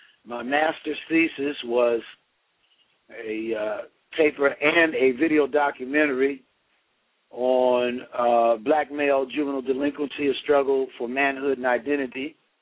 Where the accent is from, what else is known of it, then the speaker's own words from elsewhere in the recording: East St. Louis, Illinois, United States; also born or lived in Philadelphia, Pennsylvania; now in Orlando, United States; I grew up in East St. Louis, Illinois.